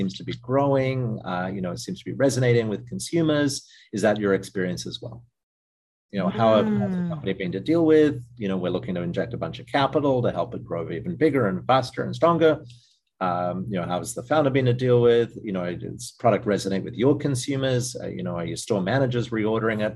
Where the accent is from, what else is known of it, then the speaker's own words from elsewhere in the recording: Australia; moved away; I'm Australian originally